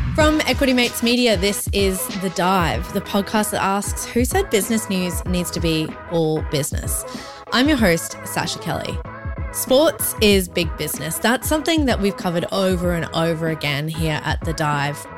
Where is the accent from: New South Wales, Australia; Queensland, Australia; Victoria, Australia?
Queensland, Australia; Brisbane; also born or lived in Collingwood, Melbourne; now in Melbourne, Australia; my hometown's Brisbane